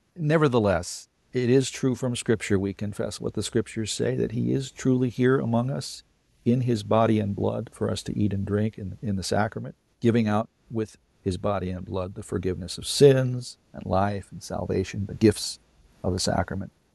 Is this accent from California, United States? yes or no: yes; California, United States; I grew up in California in the sixties and seventies.